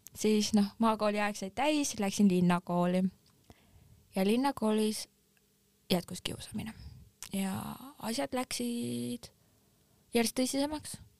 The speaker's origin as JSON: {"language": "Estonian", "region": "Järva County", "country": "Estonia", "said": "Järvamaa, kus ma pärit olen"}